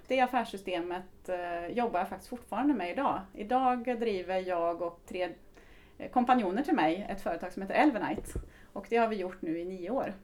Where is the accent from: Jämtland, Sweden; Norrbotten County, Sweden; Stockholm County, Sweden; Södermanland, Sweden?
Jämtland, Sweden; Östersund; moved away; also born or lived in Karlstad; kommer ifrån eh, Östersund eh, ursprungligen. Så att jag är norrlänning, surjämte brukar jag använda ibland